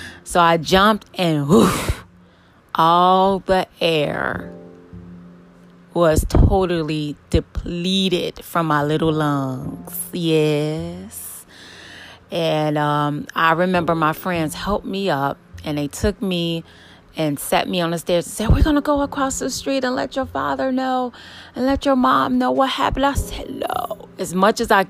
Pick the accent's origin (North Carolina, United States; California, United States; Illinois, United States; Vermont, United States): Illinois, United States; Chicago; I grew up in Chicago on the south side